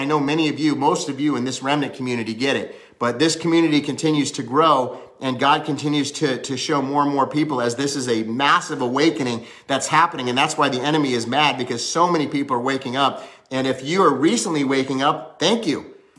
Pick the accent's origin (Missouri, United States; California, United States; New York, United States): California, United States; Hollywood; also born or lived in Cincinnati; I was born in Cincinnati, but I lived in Cali for most of my life. I went to high school there, I was raised up there in Hollywood